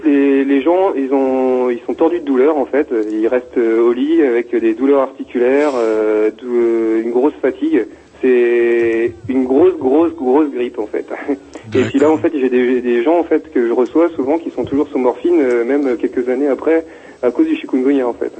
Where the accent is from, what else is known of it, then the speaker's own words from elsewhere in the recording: Brittany, France; moved away as an adult; now in Réunion, France; qu'on vient de Bretagne